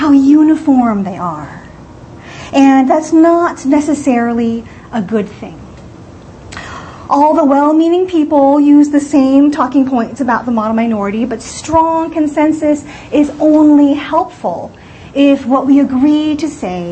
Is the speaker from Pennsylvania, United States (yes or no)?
no; California, United States; I am from California, but I used to come to New York City a lot